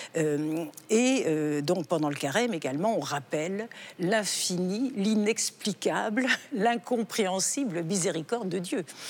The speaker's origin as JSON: {"language": "French", "country": "France", "tie": "born or raised there", "said": "je suis née en Occident, en France, et j'ai reçu une éducation chrétienne"}